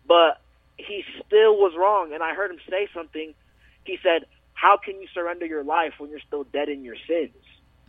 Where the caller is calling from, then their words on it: Denver, Colorado, United States; I live in Denver, but I go to school in Thornton. It's like a 20-minute drive.